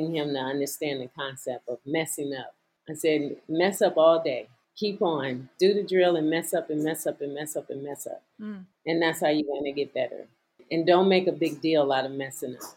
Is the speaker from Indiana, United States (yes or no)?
yes; Gary, Indiana, United States; now in Arizona, United States; back in my hometown where I grew up, Gary, Indiana